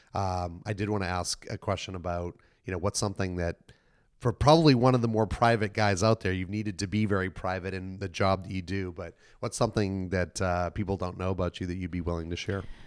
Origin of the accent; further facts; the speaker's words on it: Boston, Massachusetts, United States; moved away; I'm from Boston originally